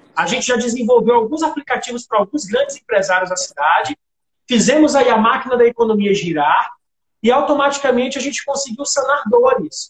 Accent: Imperatriz, Maranhão, Brazil; now in Parauapebas, Brazil; eu cheguei em Parauapebas no ano de 2007, sou natural de Imperatriz

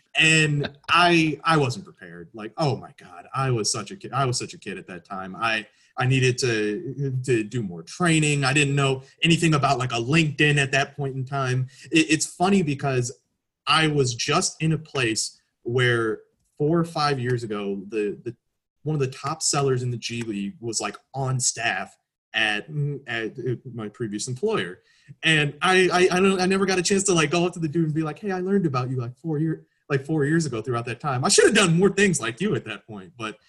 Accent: Chicago, Illinois, United States; I've gone to games with my father, obviously being a Chicagoan my entire life.

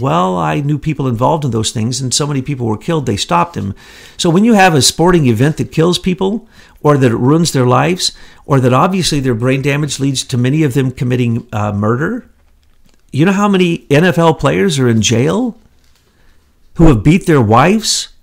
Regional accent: the Ozarks, United States; moved away; I'm from the Ozarks

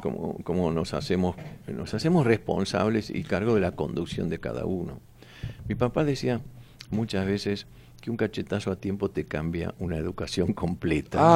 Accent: Buenos Aires, Argentina; donde yo nací en Mataderos

